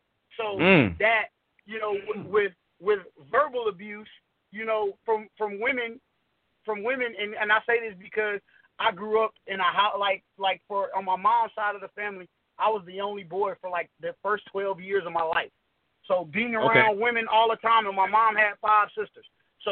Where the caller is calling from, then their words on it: Houston, Texas, United States; I'm calling from Houston, Texas.